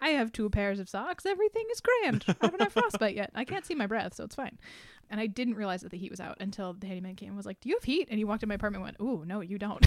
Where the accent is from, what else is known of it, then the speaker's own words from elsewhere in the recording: New England, United States; I grew up in New England